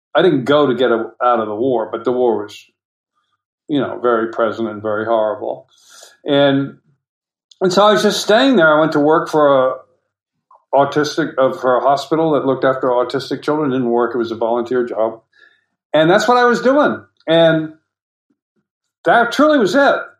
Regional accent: United States; I'm an American

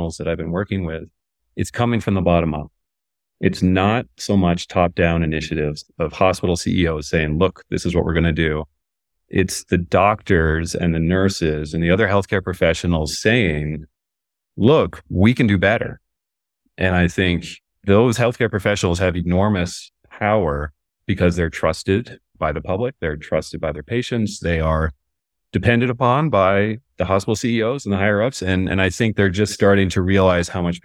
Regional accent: Newton, Massachusetts, United States; born or raised there

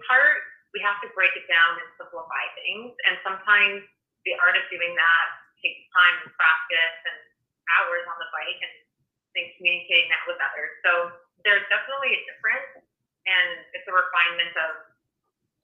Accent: Canmore, Alberta, Canada; I grew up also in Canmore, Alberta

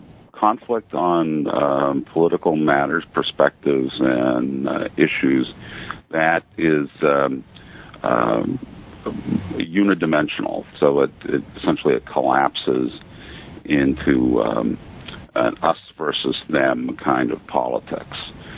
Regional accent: Maine, United States; We have a home on Peaks Island. I'm originally from Maine.

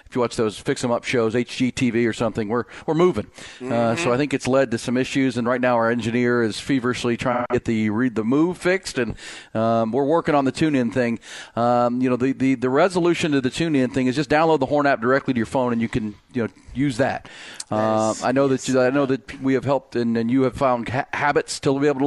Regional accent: Houston, Texas, United States; growing up in Houston like I did

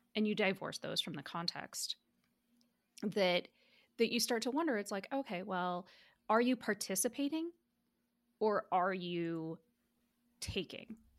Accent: United States; I'm diaspora, and I've, was born and raised in the United States

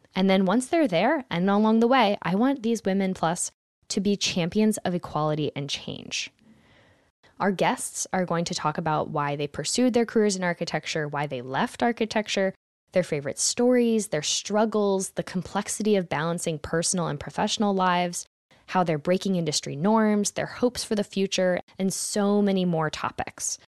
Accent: Philadelphia, Pennsylvania, United States; I grew up in Philadelphia, Pennsylvania

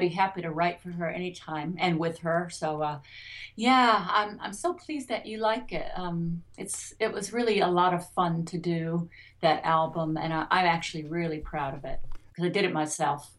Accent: Detroit, Michigan, United States; I grew up in Detroit

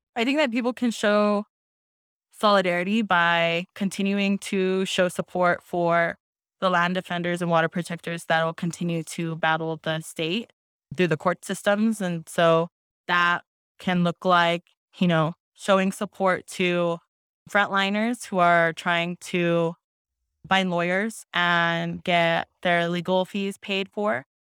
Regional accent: Black Mesa, Arizona, United States; I am from the Navajo Nation. Um, I'm Diné. and Mesclero Apache from the Black Mesa region

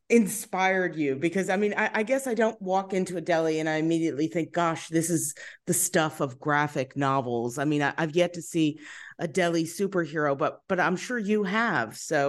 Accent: Long Island, New York, United States; also born or lived in Brooklyn Heights; I'm from Long Island originally

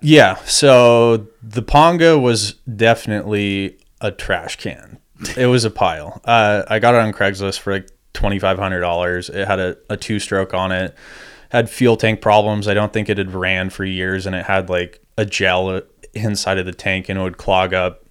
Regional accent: Crystal Cove, California, United States; I grew up in Crystal Cove, um, and just kinda grew up down there at the beach

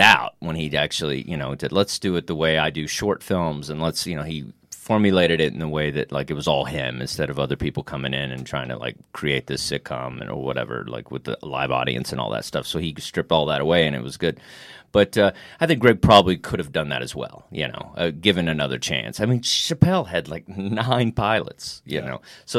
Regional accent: Texas, United States; I'm from Texas and stuff, and I've been with managers and stuff, and they're like, okay, you need more of a Southern accent.

